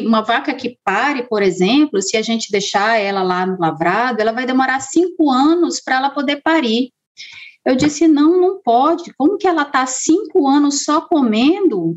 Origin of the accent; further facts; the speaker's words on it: Boa Vista, Roraima, Brazil; eu sou de Roraima, né? Sou da capital de Boa Vista